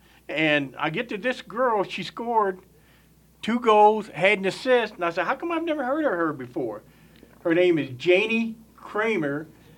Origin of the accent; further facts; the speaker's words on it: East Arkansas, United States; I'm from East Arkansas.